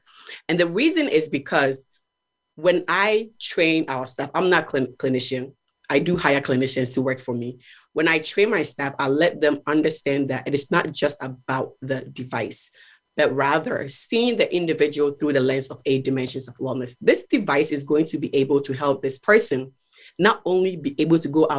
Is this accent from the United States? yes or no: no; Ghana; So growing up in Ghana, I experienced individuals who had mobility issues, right?